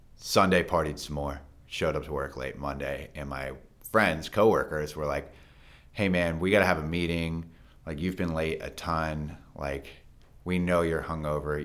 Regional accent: Frederick, Maryland, United States; my childhood, I grew up here in Frederick

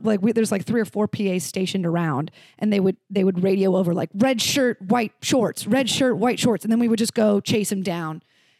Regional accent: Orlando, Florida, United States; moved away as an adult; also born or lived in Los Angeles; I grew up in Orlando.

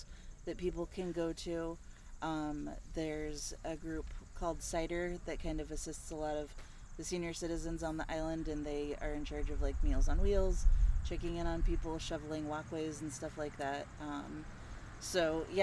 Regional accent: Colorado, United States; moved away as an adult; also born or lived in Montana; now in Alburgh, United States; I grew up in Colorado

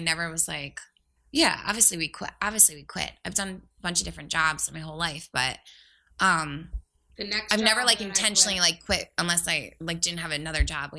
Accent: New Jersey, United States; I'm from South Jersey

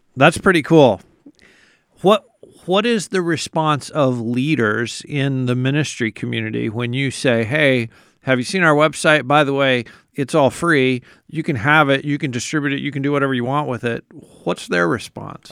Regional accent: United States; as an American

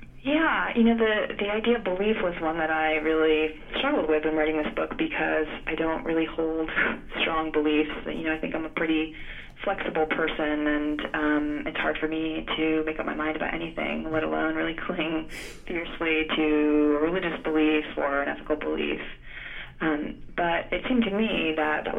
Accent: Florida, United States; also born or lived in Greece / Georgia; was born in Greece and grew up in Florida, which isn't really the Deep South, but spent quite a bit of time in Georgia growing up

